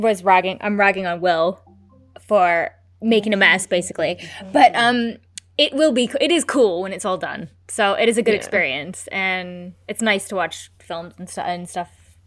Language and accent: English; United States; I'm American.